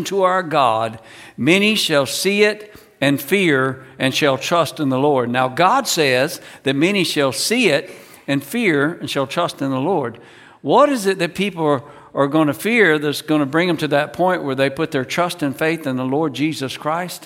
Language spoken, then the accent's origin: English; North Carolina, United States; I grew up in North Carolina, right in the center of the state.